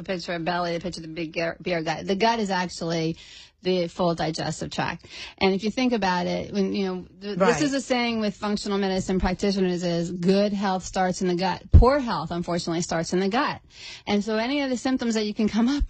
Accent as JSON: {"language": "English", "region": "Pennsylvania", "country": "United States", "tie": "born or raised there", "moved": "as an adult", "lives_now": "Florida, United States", "said": "I was born and raised in Pennsylvania"}